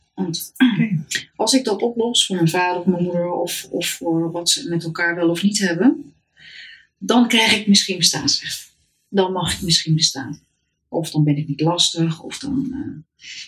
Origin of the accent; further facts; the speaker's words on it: Heemstede, North Holland, Netherlands; moved away as an adult; also born or lived in Haarlem / Amsterdam; Haarlem ben ik eh, geboren in Heemstede opgegroeid